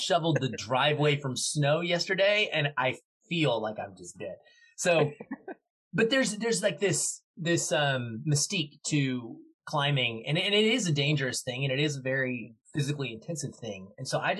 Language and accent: English; Arkansas, United States; now in Seattle, United States; I grew up in Arkansas, which was lots of state parks, but no real mountains to speak